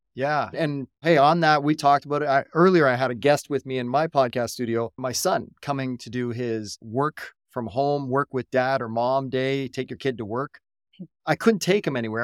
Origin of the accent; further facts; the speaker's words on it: Canada; I'm a Canadian